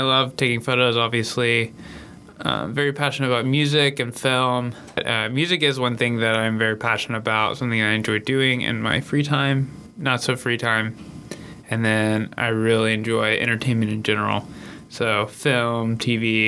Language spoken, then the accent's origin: English; Memphis, Tennessee, United States; I am from Memphis, Tennessee